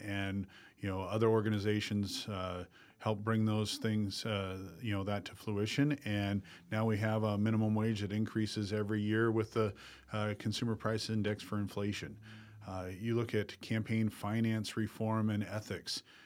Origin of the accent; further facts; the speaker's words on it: Dell Rapids, South Dakota, United States; I became a business owner in my hometown of Del Rapids